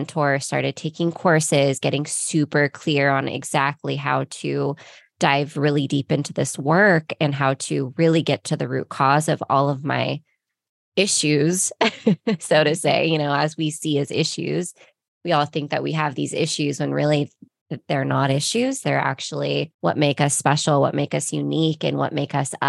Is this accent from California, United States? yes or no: yes; Ventura, California, United States; born or raised there; now in Costa Mesa, United States